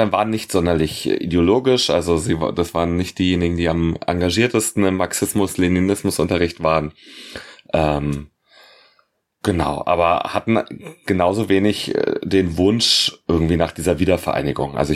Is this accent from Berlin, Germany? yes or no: yes; Berlin, Germany; born there; ich bin geboren in Berlin, Hauptstadt der DDR.